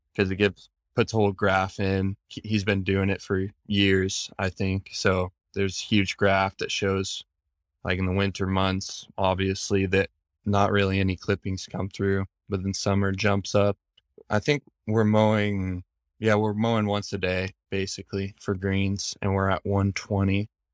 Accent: Bandon, Oregon, United States; I grew up in Bandon

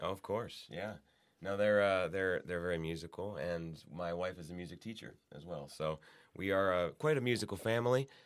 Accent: Youngstown, Ohio, United States; I grew up in Youngstown, Ohio

